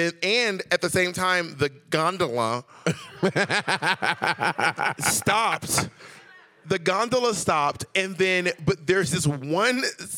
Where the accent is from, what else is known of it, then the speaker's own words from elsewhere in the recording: Atlanta, Georgia, United States; moved away; also born or lived in New York City; When I moved to New York City, because I'm from Atlanta, but then I moved to New York City.